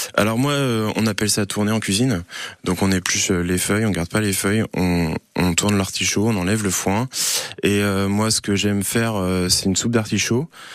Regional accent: Rosay-sur-Lieure, Normandy, France; j'ai grandi à Rosé-sur-Lière

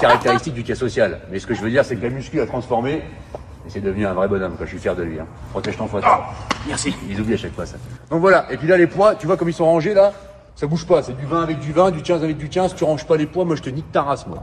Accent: Breton, Brittany, France; Je suis breton

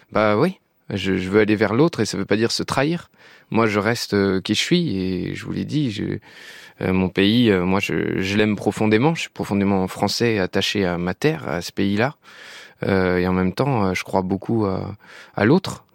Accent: France; je suis français et j'adore ce pays

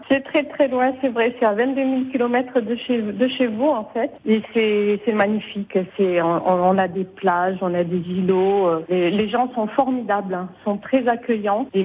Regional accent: Bayonne, Nouvelle-Aquitaine, France; moved away as an adult; now in Nouméa, New Caledonia; je viens de Bayonne. D'accord. Voilà, où j'ai passé euh, toute mon enfance.

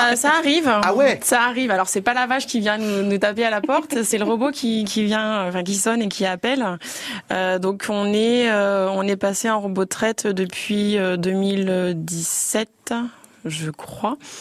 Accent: Jussy, Bourgogne-Franche-Comté, France; je suis originaire de Jussy

